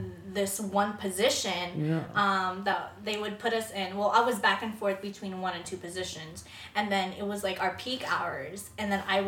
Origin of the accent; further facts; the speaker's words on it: Florida, United States; moved away as an adult; also born or lived in Philippines / Troy, Alabama; now in California, United States; We moved to Florida and lived there for a decade